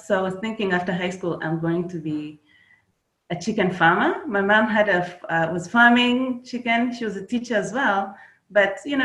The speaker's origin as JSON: {"language": "English", "country": "Kenya", "tie": "born or raised there", "moved": "as an adult", "lives_now": "United States", "said": "I was born in Kenya. That's where I grew up. I came to the United States after high school"}